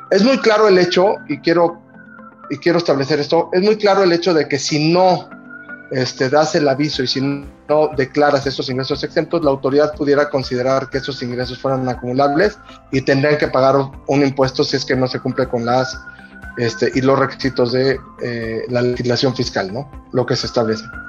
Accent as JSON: {"language": "Spanish", "country": "Mexico"}